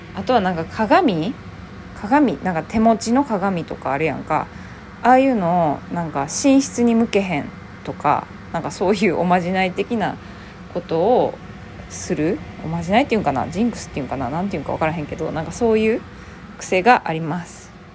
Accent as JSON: {"language": "Japanese", "town": "Kobe", "region": "Hyogo", "country": "Japan", "tie": "born or raised there", "accent": "Kansai", "said": "私兵庫県神戸市出身やから"}